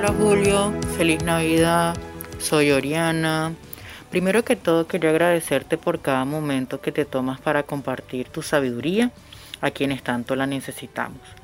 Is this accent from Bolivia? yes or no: no; Venezuela; moved away as an adult; now in Buenos Aires, Argentina; Soy una venezolana viviendo en Buenos Aires hace apenas tres meses